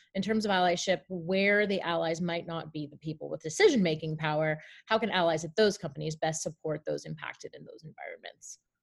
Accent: Canada; as a Canadian

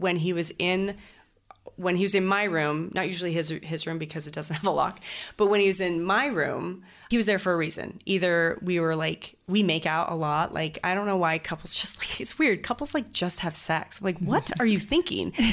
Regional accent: Greenacres, Washington, United States; moved away; also born or lived in Idaho / Chattanooga, Tennessee; I was raised. Um, on the border of Idaho and Washington, um, in Green Acres, Washington, right next to Post Falls

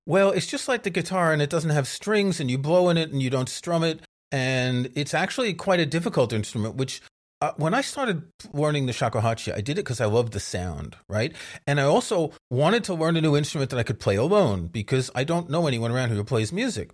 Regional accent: New York, United States; when I was growing up in New York, most of my friends were Jewish

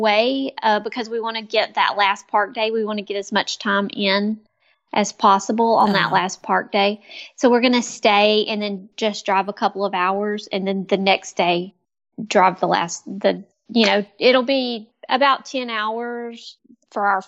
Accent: Louisiana, United States; we are from Louisiana

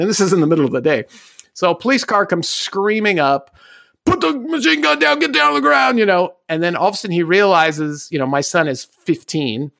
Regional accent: Southern California, United States; born and raised in Southern California.

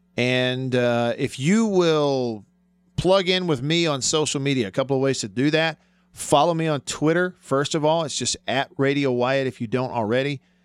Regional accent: Alabama, United States; moved away; also born or lived in Mississippi; Alabama's my home state.

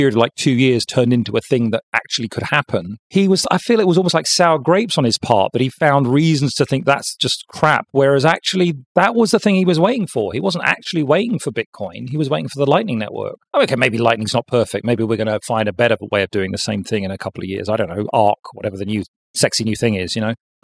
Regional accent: London, United Kingdom; my hometown of London

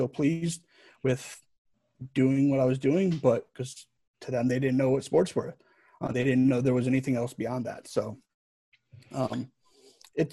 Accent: Connecticut, United States; moved away as an adult; also born or lived in Alabama / Kansas; now in Seattle, United States; I grew up in Connecticut, so I was a Whalers fan

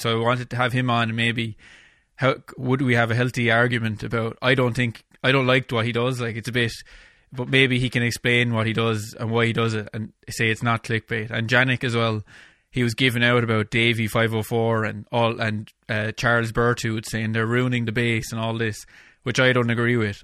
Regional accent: Ireland; my hometown here in Ireland

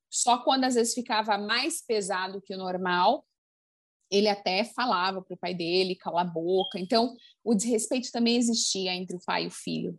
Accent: Brazil; now in United States; crescendo no Brasil

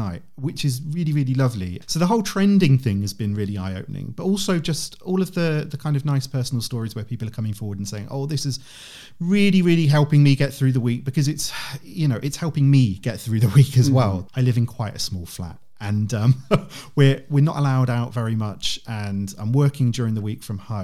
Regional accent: United Kingdom; as a Brit

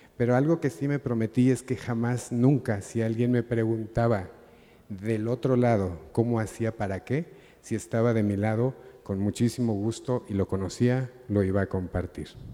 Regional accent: Mexico; lo apasionado que yo me siento por ser mexicano

